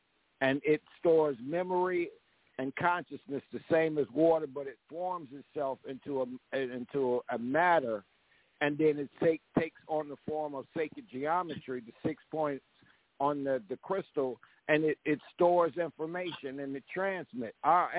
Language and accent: English; Aberdeen, Mississippi, United States; moved away; I was born in Aberdeen, Mississippi, which is 33 degrees 8 latitude and 88 degrees longitude.